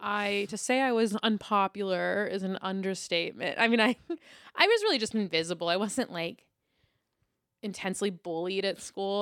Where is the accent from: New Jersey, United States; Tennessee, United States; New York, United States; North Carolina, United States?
New York, United States; New York City; I grew up in Lower Manhattan